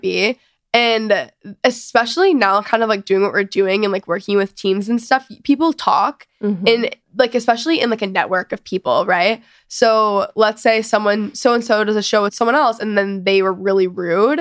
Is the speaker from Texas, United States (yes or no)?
yes; Dallas, Texas, United States; now in Los Angeles, United States; I'm from Texas